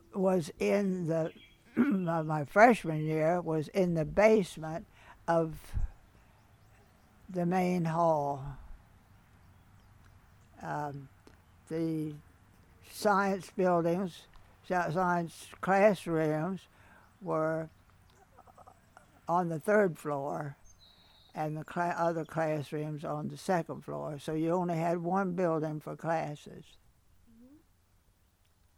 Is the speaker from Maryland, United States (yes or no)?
yes; Pocomoke City, Maryland, United States; moved away as an adult; also born or lived in Pennsylvania; I was born in Pocomoke City, April the 20th, 1920